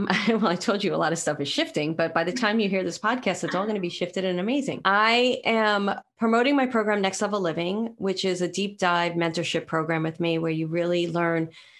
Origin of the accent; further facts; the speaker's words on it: New York City, New York, United States; I'm from Brooklyn.